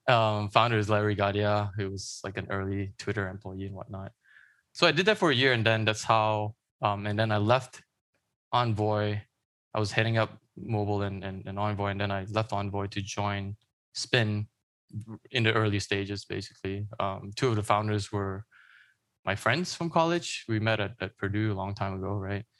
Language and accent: English; Malaysia; moved away; I grew up in Malaysia